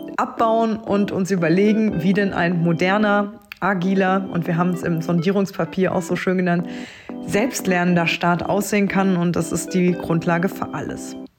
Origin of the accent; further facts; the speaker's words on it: Trier, Rhineland-Palatinate, Germany; meine Heimat Trier und Trier-Saarburg